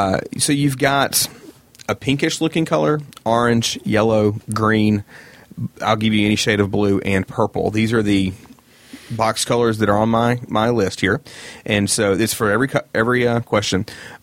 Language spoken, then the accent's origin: English; United States; We're from America.